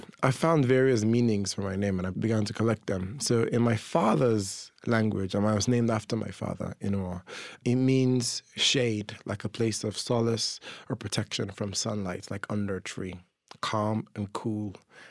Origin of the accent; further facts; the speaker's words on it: Dublin, Leinster, Ireland; accent: smorgasbord; And then I grew up watching American television. So my accent is this inflection, is this smorgasbord of all of them. And a lot of Trinidadians think I sound Trini, but I'm not. I'm just Irish, Nigerian, English and American.